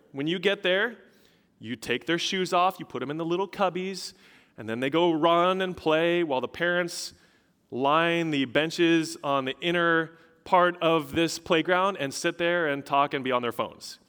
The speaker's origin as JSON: {"language": "English", "region": "Colorado", "country": "United States", "moved": "yes", "said": "I'm originally from Colorado."}